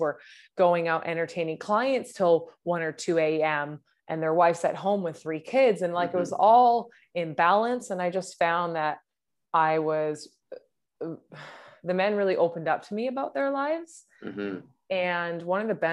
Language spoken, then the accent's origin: English; Vancouver, British Columbia, Canada; I'm from Vancouver, British Columbia, and I coach men